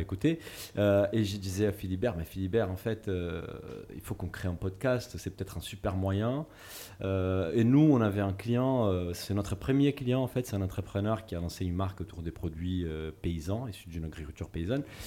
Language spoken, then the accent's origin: French; Brazil; moved away; Je suis brésilien et je, suis, ma famille en fait, est d'origine portugaise